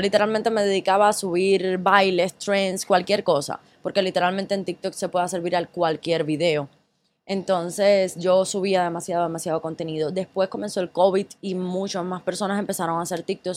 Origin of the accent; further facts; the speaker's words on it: Cuba; moved away as an adult; also born or lived in Ecuador; now in United States; yo viví en Cuba hasta los 17 años